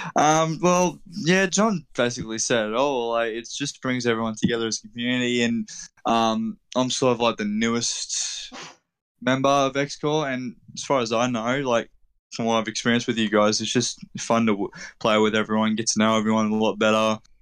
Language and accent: English; Australia; I am from Australia